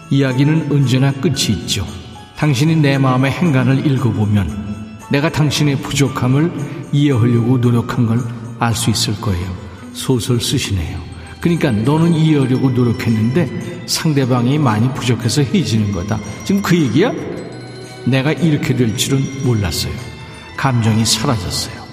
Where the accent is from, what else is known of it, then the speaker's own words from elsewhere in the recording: Cheonan, South Chungcheong, South Korea; 이순란 씨, 오, 천안. 저도 천안인데 반가워요.